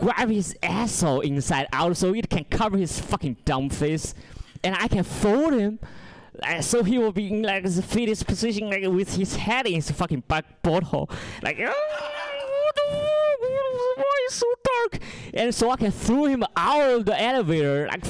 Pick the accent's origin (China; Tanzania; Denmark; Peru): China; English is a second language; moved away; I'm from China, not North Korea